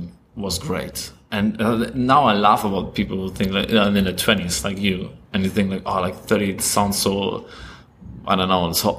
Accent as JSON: {"language": "English", "country": "Germany", "tie": "born or raised there", "also_born_or_lived": "Poland", "second_language": "English", "moved": "as an adult", "lives_now": "Sydney, Australia", "said": "I was born in Poland. My family is half Polish, and we moved to Germany when I was 2 years old. So I grew up in Germany until 26, and then I came to Australia"}